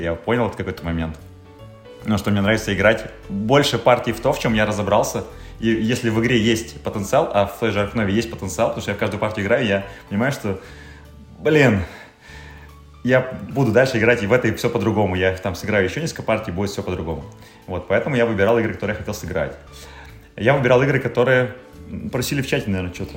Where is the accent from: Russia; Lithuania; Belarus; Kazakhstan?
Russia; the North, northern Russia; мы с севера